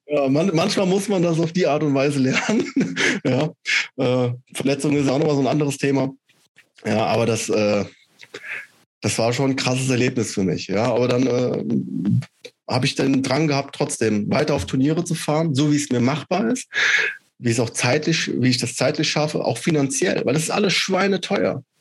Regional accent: Schotten, Hesse, Germany; now in Wilhelmshaven, Germany; aus meiner Heimatstadt, aus Schotten

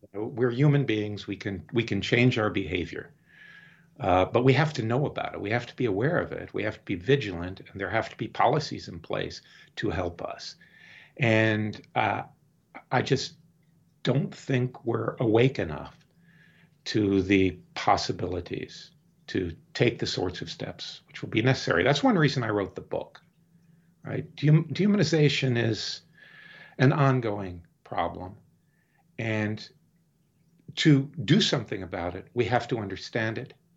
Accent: Deep South, United States; now in Maine, United States; I grew up in the Deep South in the fifties and sixties

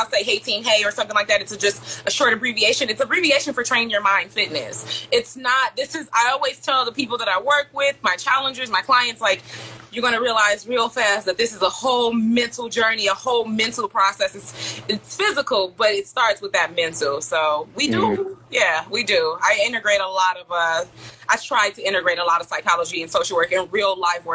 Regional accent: Detroit, Michigan, United States; I'm from Detroit, Michigan.

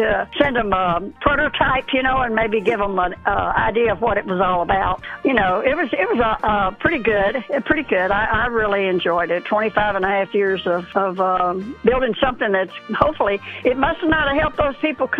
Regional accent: Kentucky, United States; moved away; I was born in Kentucky, but not near where that Mayfield is

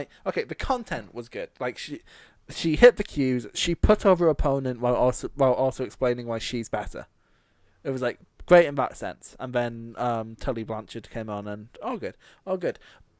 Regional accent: Scotland, United Kingdom; most people don't know I'm Scottish until we mention it.

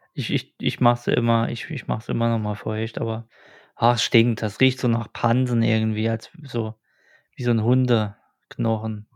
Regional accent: Germany; bei uns in Deutschland

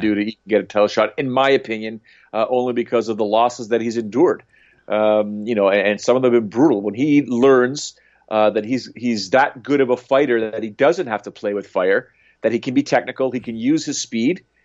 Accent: Canada; being a Canadian

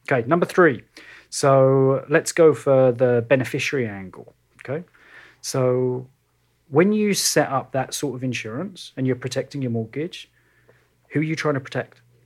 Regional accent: London, United Kingdom; moved away as an adult; now in Kelowna, Canada; when you've grown up in and around London

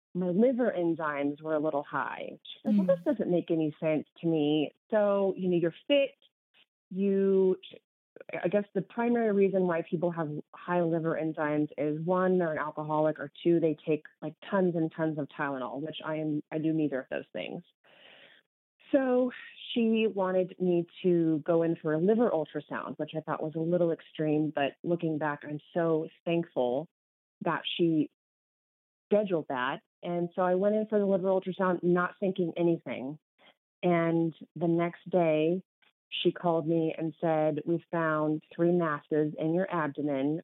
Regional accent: Kansas, United States; moved away as an adult; also born or lived in Minneapolis; now in New Mexico, United States; I am was born and raised in Kansas. So, huge Kansas girl

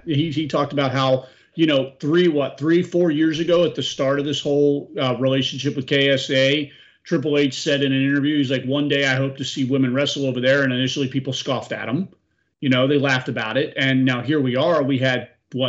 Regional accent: Florida, United States; I grew up in Florida.

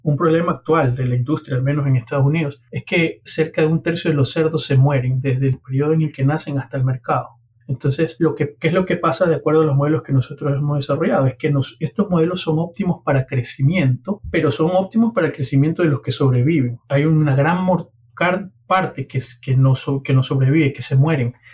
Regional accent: Guayaquil, Guayas, Ecuador; moved away; also born or lived in Honduras; soy ecuatoriano de Guayaquil

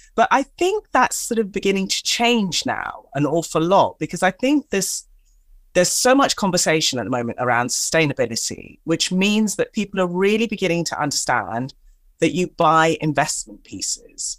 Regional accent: Tanzania; I am of African or-, origin, I'm from Tanzania in East Africa

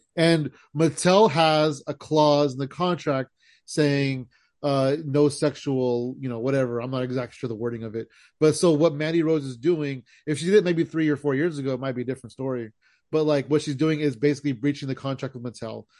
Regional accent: California, United States; we're from California

